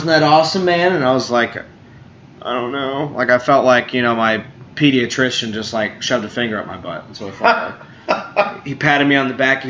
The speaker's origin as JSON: {"language": "English", "region": "New York", "country": "United States", "moved": "yes", "lives_now": "Knoxville, United States", "said": "I'm a Jew from New York, too"}